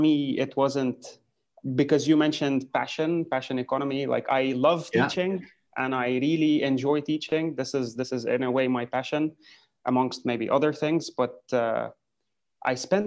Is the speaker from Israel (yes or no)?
no; Lebanon; I come from Lebanon